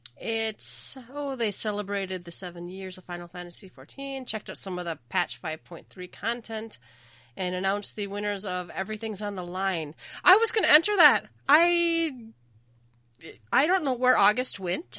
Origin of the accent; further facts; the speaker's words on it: Minnesota, United States; I am from Minnesota.